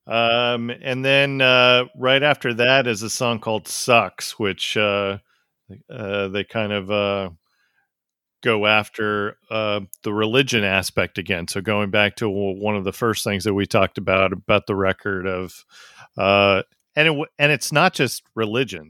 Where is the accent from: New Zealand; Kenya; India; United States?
United States; I'm from America